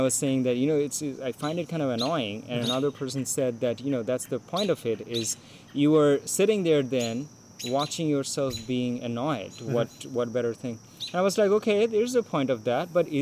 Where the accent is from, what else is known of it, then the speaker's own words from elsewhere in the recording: India; moved away; when I was growing up in India